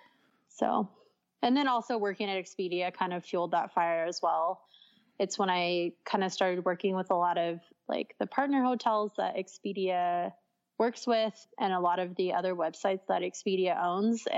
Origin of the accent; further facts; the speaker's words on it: San Diego, California, United States; I'm from San Diego